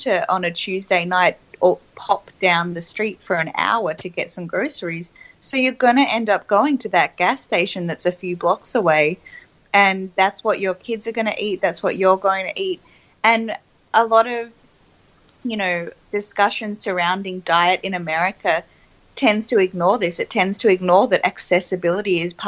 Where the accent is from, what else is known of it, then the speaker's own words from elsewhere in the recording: Melbourne, Victoria, Australia; I grew up in Melbourne, so obviously as an inner city kid